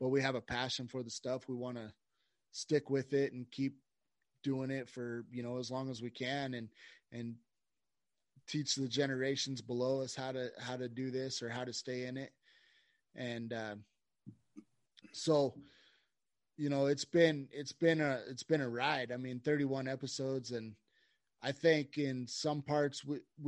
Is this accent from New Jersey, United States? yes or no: no; Idaho, United States; now in Colorado, United States; We're both from Idaho and we've been friends since grade school